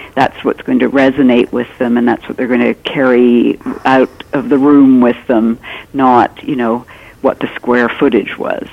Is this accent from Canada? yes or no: yes; Canada; I'm Canadian